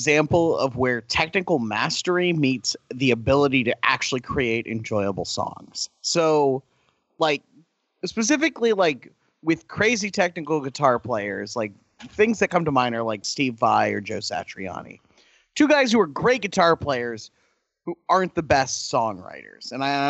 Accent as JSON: {"language": "English", "country": "Mexico", "tie": "born or raised there", "moved": "yes", "said": "Like, yes, we grew up in Mexico. We got bored of their music, so we went to Europe, and somehow we fucking ended up in Ireland"}